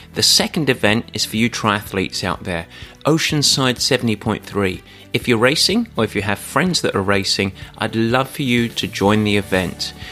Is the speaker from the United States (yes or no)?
no; England, United Kingdom; I'm English.